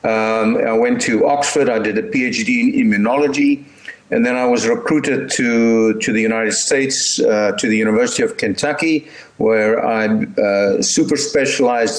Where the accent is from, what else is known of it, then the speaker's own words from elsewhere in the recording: Stellenbosch, Western Cape, South Africa; moved away as an adult; I was born in Stellenbosch and I actually went to school here and I attended medical school here as well.